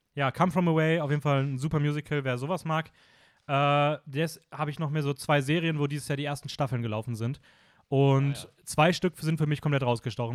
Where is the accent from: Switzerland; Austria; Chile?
Austria; bei uns in Österreich